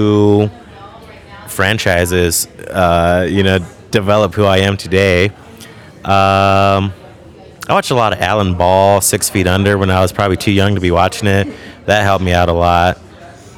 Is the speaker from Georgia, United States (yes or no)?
no; Imperial Valley, Southern California, United States; I grew up in Southern California in this place called the Imperial Valley, which is a border town